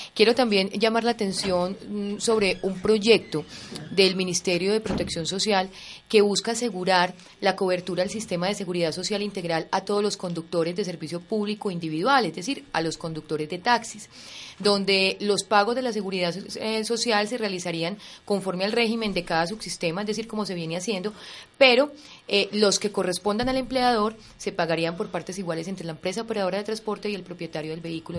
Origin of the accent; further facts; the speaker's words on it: Colombia; Los colombianos estamos acostumbrados